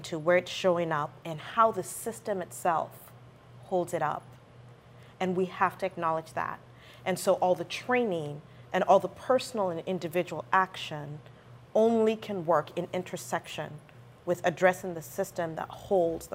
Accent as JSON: {"language": "English", "country": "Nigeria", "tie": "born or raised there", "moved": "yes", "lives_now": "United States", "said": "me growing up in Nigeria"}